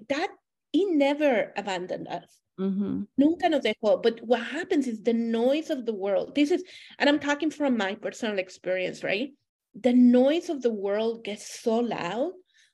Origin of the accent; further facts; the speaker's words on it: Monterrey, Nuevo León, Mexico; moved away as an adult; also born or lived in Germany / United States / United Kingdom; now in Canada; I was born and raised in Monterrey, Mexico.